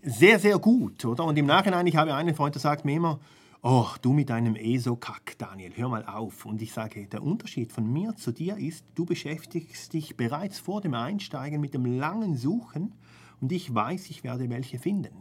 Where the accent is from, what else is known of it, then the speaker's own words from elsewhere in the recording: Switzerland; bei uns in der Schweiz